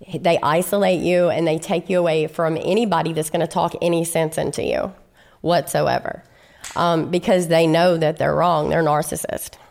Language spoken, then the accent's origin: English; Shreveport, Louisiana, United States; I'm from Shreveport, Louisiana, and I'm an only child